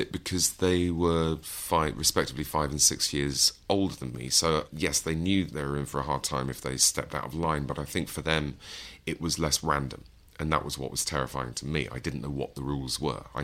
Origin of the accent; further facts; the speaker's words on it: East Midlands, United Kingdom; But you know, I'm from Lincolnshire, and um, you know, this is the seventies.